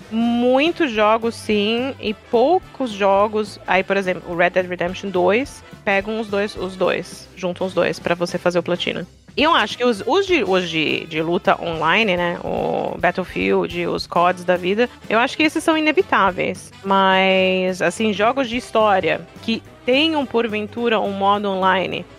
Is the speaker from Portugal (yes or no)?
no; Germany; now in Brazil; eu nasci na Alemanha